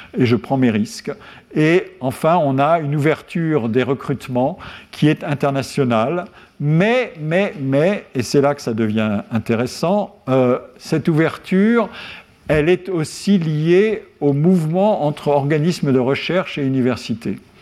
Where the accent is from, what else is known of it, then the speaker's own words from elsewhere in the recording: Lorraine, Grand Est, France; Lorraine, mon pays natal